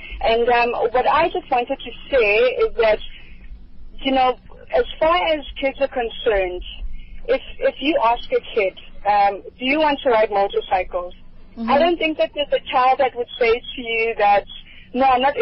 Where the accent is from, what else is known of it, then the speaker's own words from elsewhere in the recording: Soweto, Gauteng, South Africa; also born or lived in Wanderbele; now in Melville, South Africa; I was born in Wanderbele and grew up in Soweto